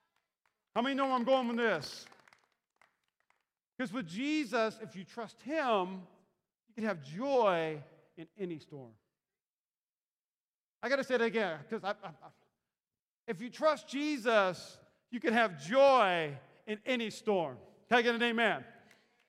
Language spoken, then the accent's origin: English; North Dakota and Minnesota, Midwest, United States; moved away; I grew up in North Dakota and Minnesota